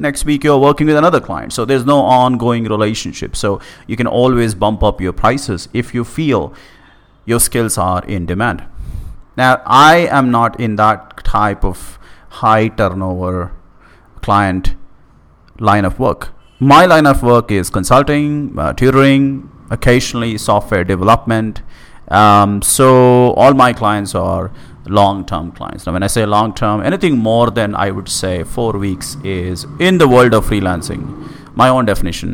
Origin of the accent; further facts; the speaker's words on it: India; moved away; back in my hometown